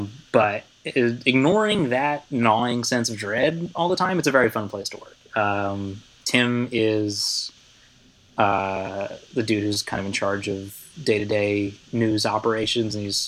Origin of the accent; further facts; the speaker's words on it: Philadelphia, Pennsylvania, United States; moved away as an adult; now in Miami, United States; which I'm from Philly. And after going to school to learn how to be a liberal journalist hack, came down back home to Philly to work for my local Alt Weekly.